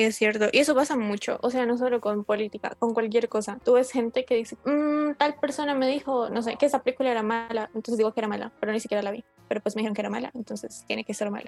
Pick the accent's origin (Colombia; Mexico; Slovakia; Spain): Colombia; somos de Colombia, país tercermundista